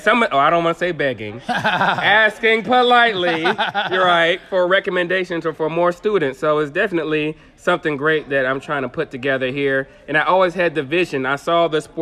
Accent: Michigan, United States; moved away; also born or lived in Tennessee; I'm from Michigan

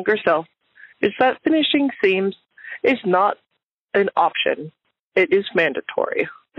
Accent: Utah, United States; I'm from Utah, United States.

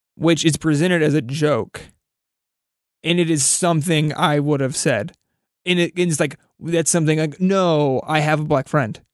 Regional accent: Kansas, United States; a white dude in his twenties growing up in Kansas

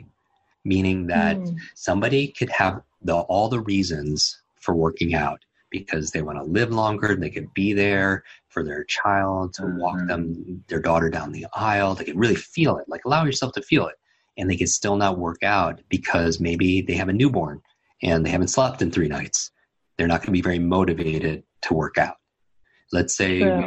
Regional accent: Northeast, United States; I grew up in the Northeast

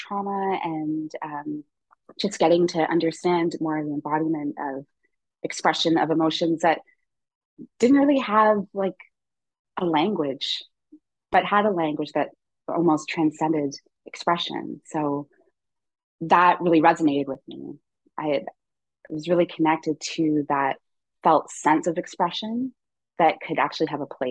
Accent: St. Lucia; now in Toronto, Canada; I grew up on the island of St. Lucia, and I was born in Toronto.

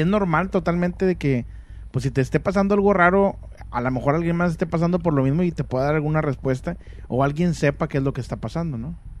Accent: Monterrey, Nuevo León, Mexico; en Monterrey acostumbramos

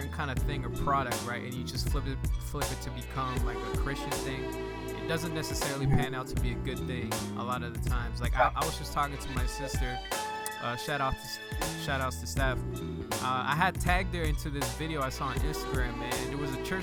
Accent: Canada; also born or lived in Guatemala; growing up in Canada

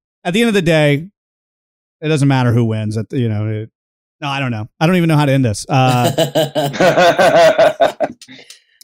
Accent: the South, United States; We're from the South

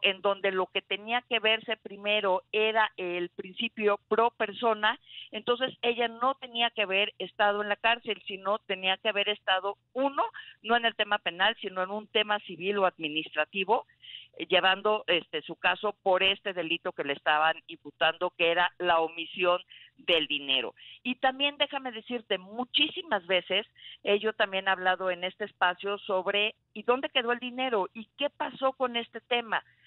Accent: Mexico; nos importa a todos los mexicanos

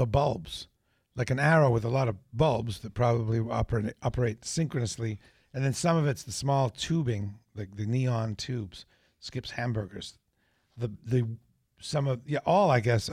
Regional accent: New Hampshire, United States; I'm from New Hampshire

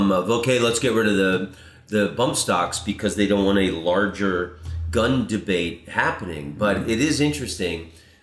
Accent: Florida, United States; moved away; I'm from Florida

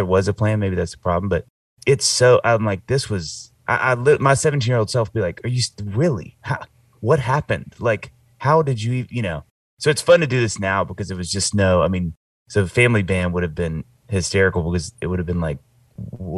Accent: Mississippi, United States; moved away; also born or lived in Knoxville, Tennessee; I grew up in tiny town Mississippi where my dad was pastoring a church

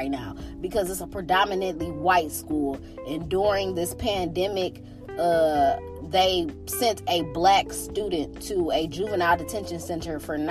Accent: Detroit, Michigan, United States; also born or lived in Birmingham, Michigan; I'm from Detroit, but I done lived all around the Metro Detroit area my entire life

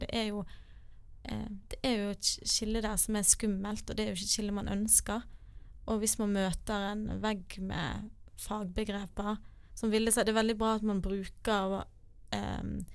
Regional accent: Bergen, Vestland, Norway; Jeg er fra Bergen

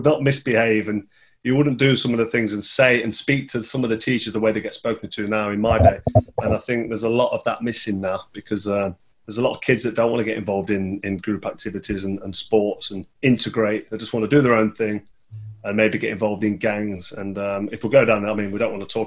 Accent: Nottingham, East Midlands, United Kingdom; I grew up in Colwick in Nottingham, which is quite a nice place.

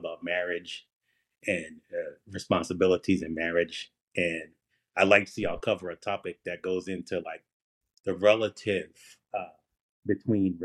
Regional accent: Philadelphia, Pennsylvania, United States; also born or lived in California / Delaware / Oklahoma; now in Florida, United States; I grew up in Philadelphia and lived all over the country.

